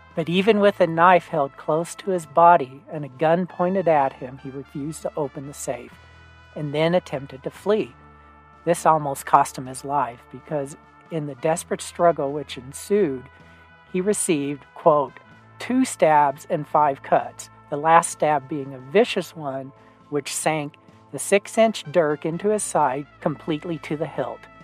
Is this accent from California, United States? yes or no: no; Solomonville area, Arizona, United States; the town that my family hails from called Solomonville